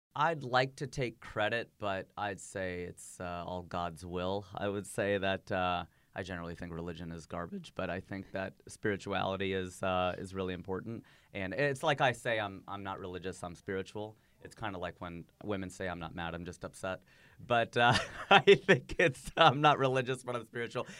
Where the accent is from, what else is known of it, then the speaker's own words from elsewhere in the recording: United States; also born or lived in Fairfield; now in Los Angeles, United States; my nationality is American, my ethnicity is Indian